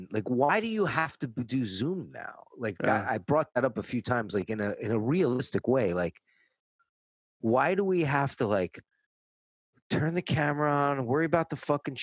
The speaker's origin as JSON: {"language": "English", "region": "New York", "country": "United States", "moved": "yes", "lives_now": "Los Angeles, United States", "said": "I'm from New York"}